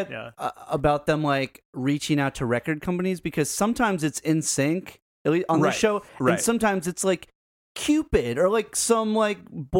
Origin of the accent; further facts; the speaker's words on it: Hartford, Connecticut, United States; Hartford, Connecticut.